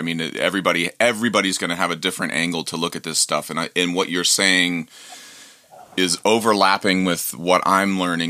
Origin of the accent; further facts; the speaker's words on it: Ohio, United States; as a kid growing up in Ohio